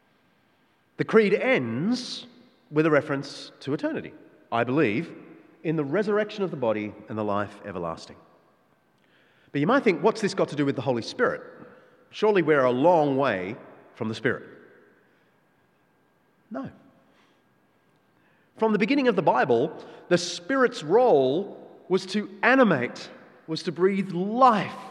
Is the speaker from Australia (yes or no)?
yes; Australia; our Australian culture